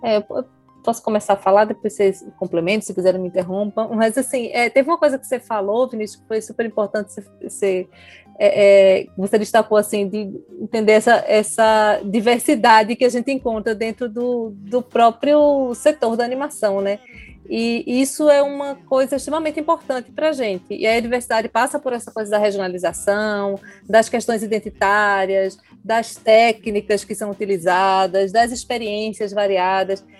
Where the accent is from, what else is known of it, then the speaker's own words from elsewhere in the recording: Recife, Pernambuco, Brazil; eu sou recifense, né? Estou falando aqui de Recife